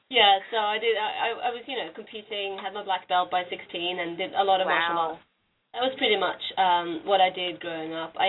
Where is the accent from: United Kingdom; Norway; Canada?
Norway; moved away as an adult; also born or lived in Australia; now in Philadelphia, United States; I grew up in Norway in a family that didn't really have much exposure to music.